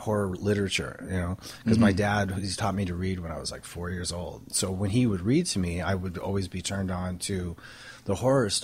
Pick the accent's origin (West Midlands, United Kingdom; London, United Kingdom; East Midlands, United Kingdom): West Midlands, United Kingdom; Stoke-on-Trent; moved away; I grew up in England, in Stoke-on-Trent, which is in the Midlands